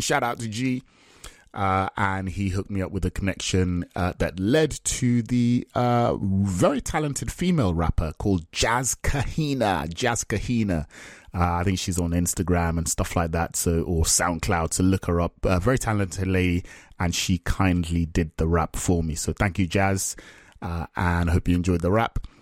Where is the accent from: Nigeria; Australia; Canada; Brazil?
Nigeria; now in England; I'm Nigerian.